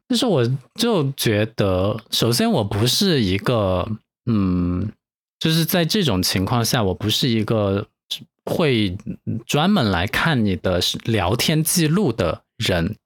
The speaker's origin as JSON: {"language": "Chinese", "country": "China", "said": "我是中国人吗？"}